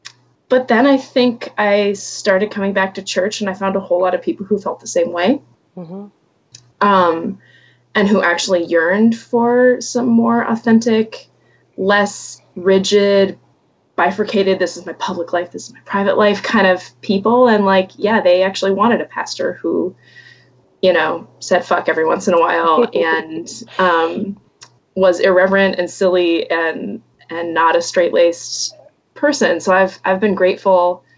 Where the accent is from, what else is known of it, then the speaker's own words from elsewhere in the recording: Atlanta, Georgia, United States; now in Minnesota, United States; But I am, yes, I live in Minnesota. I grew up in Atlanta. I've kind of lived all over, not all over, but I've lived in different places in the U.S.